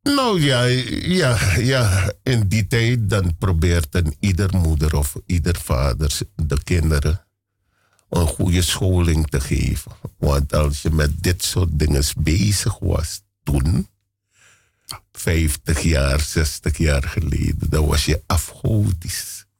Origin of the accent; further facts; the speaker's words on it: Paramaribo, Paramaribo District, Suriname; moved away as an adult; now in Amsterdam, Netherlands; Ik ben in Paramaribo geboren